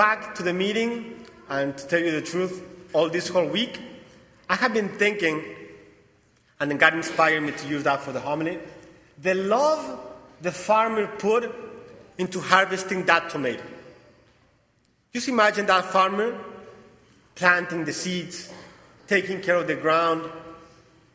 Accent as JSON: {"language": "English", "country": "Mexico", "also_born_or_lived": "New Hampshire, United States / Italy / Brazil", "accent": "Mexican and Portuguese", "second_language": "English", "moved": "as an adult", "lives_now": "Connecticut, United States", "said": "I'm originally from Mexico"}